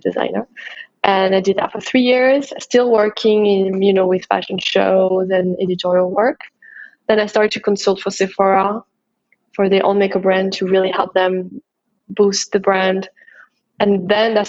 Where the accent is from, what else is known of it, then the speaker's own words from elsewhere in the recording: France; English is a second language; moved away as an adult; also born or lived in Paris; I'm a French makeup artist.